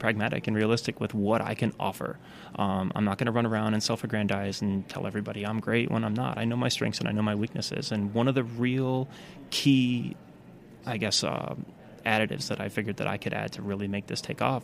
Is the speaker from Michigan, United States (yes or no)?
yes; Michigan, United States; now in China; I grew up in a small town in Michigan